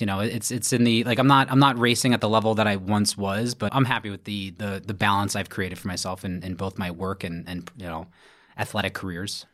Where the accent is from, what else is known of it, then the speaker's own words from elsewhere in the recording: New York City, New York, United States; from Brooklyn, New York, born and raised.